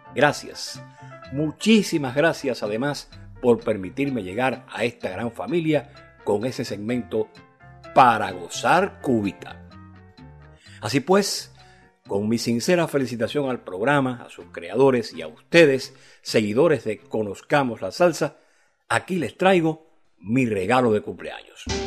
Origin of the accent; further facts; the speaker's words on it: Cuba; la música de mi tierra